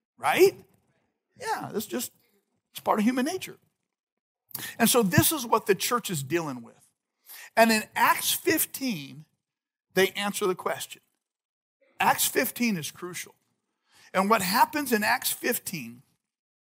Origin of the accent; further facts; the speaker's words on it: Visalia, California, United States; moved away as an adult; also born or lived in Orange County / Madera Ranchos; now in Madera, United States; my wife and I grew up in Visalia